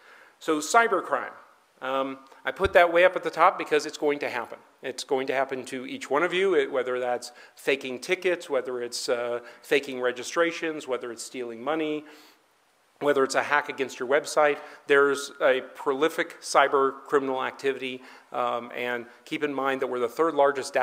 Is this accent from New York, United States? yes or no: no; California, United States; now in Denver, United States; I came from California.